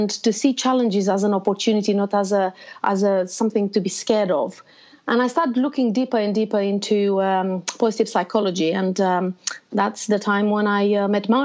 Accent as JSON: {"language": "English", "country": "Romania", "tie": "born or raised there", "also_born_or_lived": "Bucharest", "moved": "as an adult", "lives_now": "United Kingdom", "said": "I was born in Romania. So most of my life, actually, I lived in a very communist country, closed borders"}